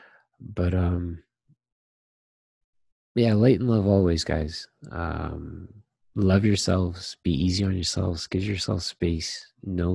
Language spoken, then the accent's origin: English; Toronto, Ontario, Canada; also born or lived in Trinidad (ancestry); I was born in Toronto